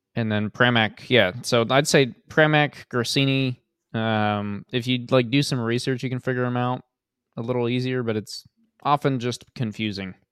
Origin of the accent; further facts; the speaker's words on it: United States; as an American